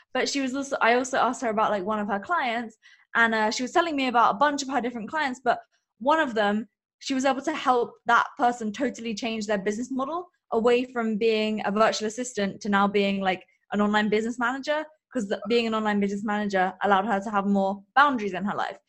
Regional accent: England, United Kingdom; I am from England

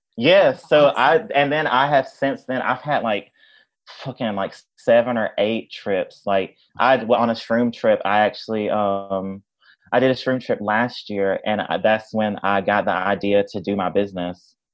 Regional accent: Tupelo, Mississippi, United States; now in Chicago, United States; I grew up in Mississippi.

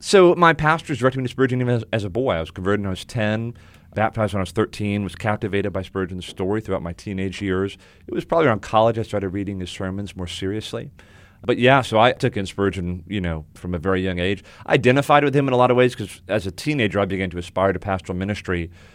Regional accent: South Florida, United States; now in Winston-Salem, United States; I grew up in South Florida

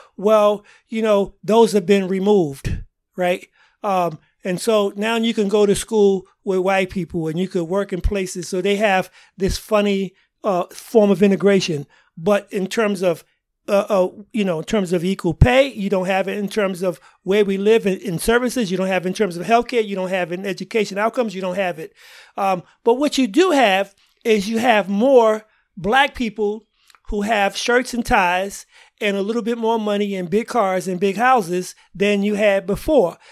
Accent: New York City, New York, United States; moved away as an adult; also born or lived in Yonkers, New York; now in Boston, United States; originally I'm from Harlem, New York, uh, and, uh, end up spinning a junior high school and high school in, uh, Yonkers, uh, New York

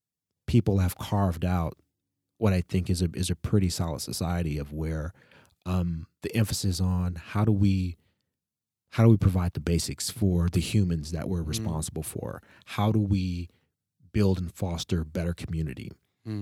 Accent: United States; That actually sort of burst my bubble growing up in the United States about what racism is

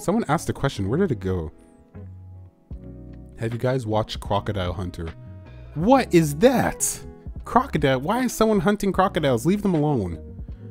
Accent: Canada

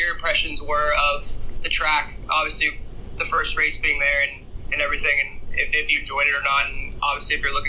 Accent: United States; I'm from the United States.

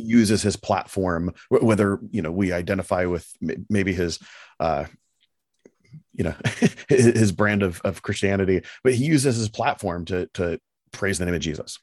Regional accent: United States; as an American

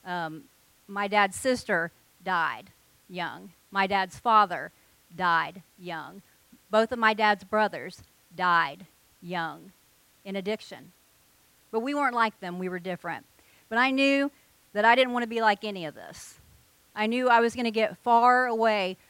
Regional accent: Ohio, United States; moved away; I was from Ohio

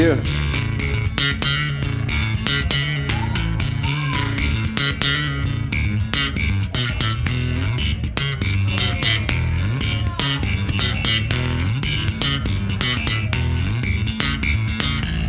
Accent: Kitchener, Ontario, Canada; moved away as an adult; We grew up in Kitchener, Waterloo

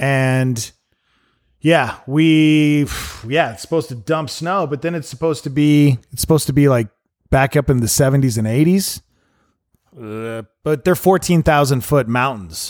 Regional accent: Montana, United States; moved away; I grew up in Montana

